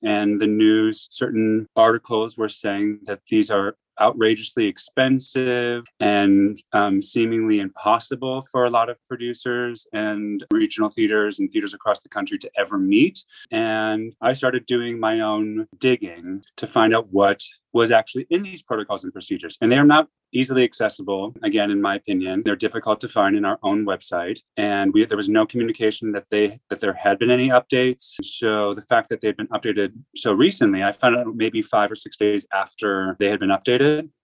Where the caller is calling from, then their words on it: New York City, New York, United States; I'm calling from New York City.